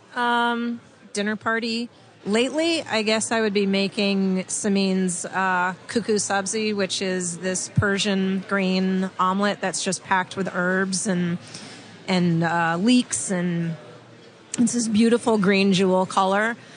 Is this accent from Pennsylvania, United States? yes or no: no; California, United States; now in San Francisco, United States; I'm from California